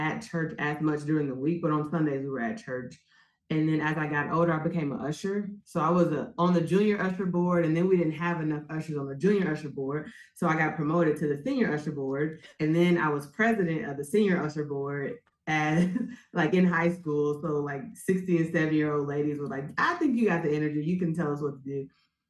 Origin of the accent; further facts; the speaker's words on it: Indianapolis, Indiana, United States; also born or lived in Fort Wayne, Indiana; I was born in Fort Wayne, Indiana, but I was raised in Indianapolis, Far East Side